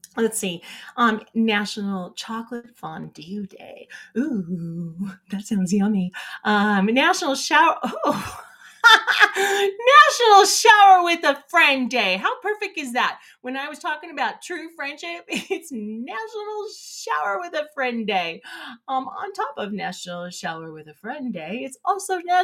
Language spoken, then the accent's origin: English; California, United States; growing up in California